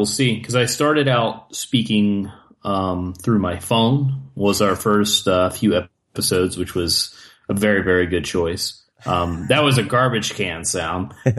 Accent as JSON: {"language": "English", "region": "Ohio", "country": "United States", "tie": "born or raised there", "said": "I grew up in Ohio and my dad is from West Virginia."}